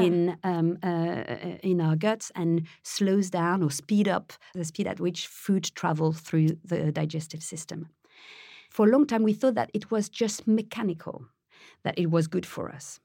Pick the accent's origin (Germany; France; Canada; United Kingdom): France; Paris, Île-de-France; moved away; I was born in France, I was raised in Paris